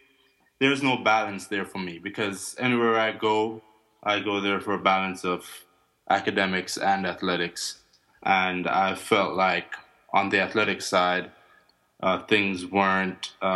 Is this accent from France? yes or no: no; Jamaica; also born or lived in Maryland; now in Tallahassee, United States; I'm from Jamaica